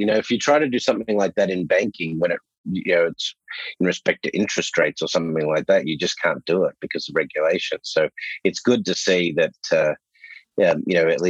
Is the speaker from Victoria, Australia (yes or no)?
yes; Melbourne, Victoria, Australia; I'm a Berwick boy.